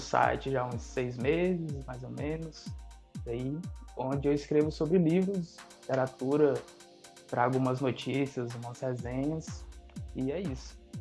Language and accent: Portuguese; Fortaleza, Ceará, Brazil; Sou aqui de Fortaleza